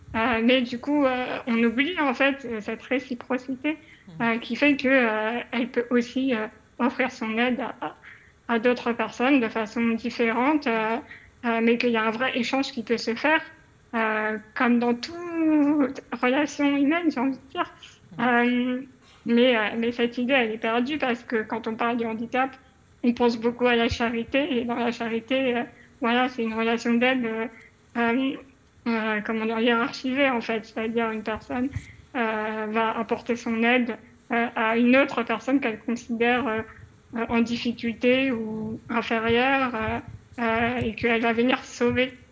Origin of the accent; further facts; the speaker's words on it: Paris, Île-de-France, France; moved away; je suis une parisienne, j'ai vécu 30 ans à Paris